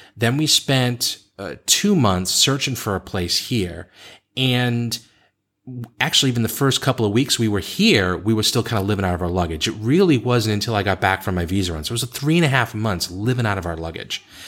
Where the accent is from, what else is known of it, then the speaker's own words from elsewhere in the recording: Boston, Massachusetts, United States; moved away as an adult; also born or lived in Beijing; I left Boston, which is the place I grew up